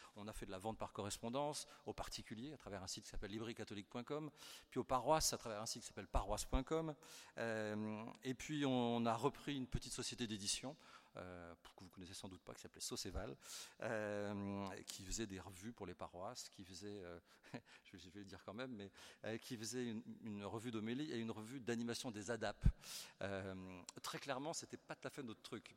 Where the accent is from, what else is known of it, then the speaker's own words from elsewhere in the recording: Versailles, Île-de-France, France; moved away as an adult; now in Perpignan, France; je suis né à Versailles, mon épouse aussi, on a vécu quasiment toute notre vie à Versailles